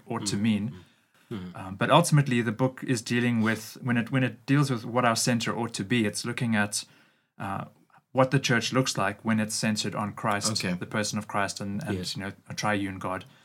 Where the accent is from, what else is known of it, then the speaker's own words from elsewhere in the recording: Durban, KwaZulu-Natal, South Africa; moved away as an adult; now in Cape Town, South Africa; I grew up in the Durban area. First 20 years of my life I spent mm-hmm. there.